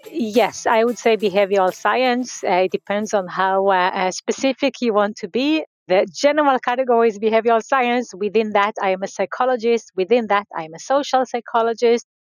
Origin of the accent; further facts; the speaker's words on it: Israel; So I grew up in uh, Israel. I grew up in a very uh, small community